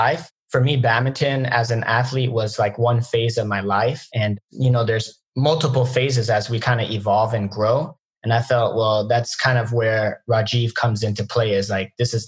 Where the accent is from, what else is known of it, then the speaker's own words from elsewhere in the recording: Atlanta, Georgia, United States; I grew up in Atlanta, very small badminton population.